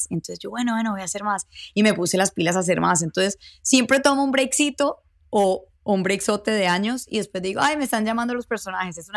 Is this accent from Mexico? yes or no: yes; Mexico; me lo estás diciendo porque soy mexicana y tengo acento, pero no, no soy indígena, no soy Native American